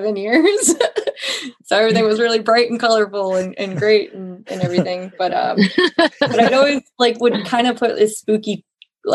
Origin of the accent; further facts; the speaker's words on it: New Boston, New Hampshire, United States; in New Boston, my hometown, which is a town over from Francistown